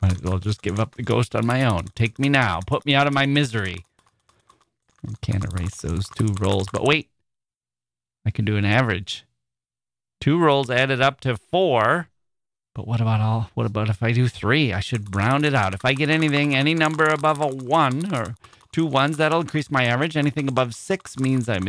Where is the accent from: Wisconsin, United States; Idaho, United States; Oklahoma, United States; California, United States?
Wisconsin, United States; Wisconsin. So thanks once again, you ditch made by glaciers. my home state